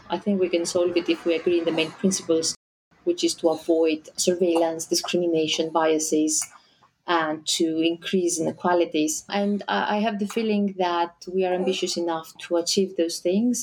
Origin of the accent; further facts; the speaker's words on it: Greece; I come from Greece.